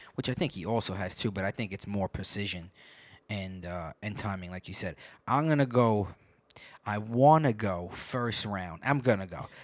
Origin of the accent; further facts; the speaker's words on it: New York, United States; I grew up in New York